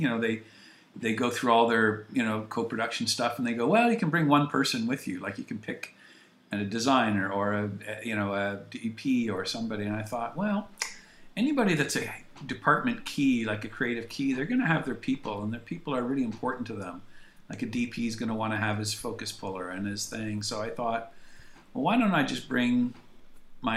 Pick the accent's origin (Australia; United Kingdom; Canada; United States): Canada